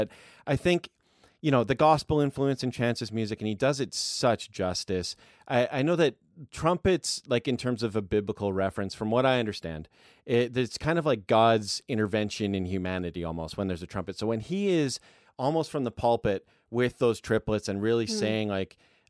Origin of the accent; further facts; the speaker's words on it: Canada; I'm Canadian